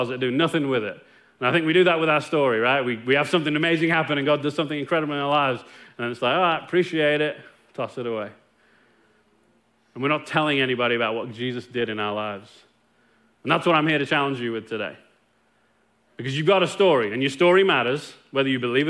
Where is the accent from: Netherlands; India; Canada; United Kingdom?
United Kingdom; Nottingham, East Midlands; moved away as an adult; now in Longview, United States; me growing up in Nottingham, England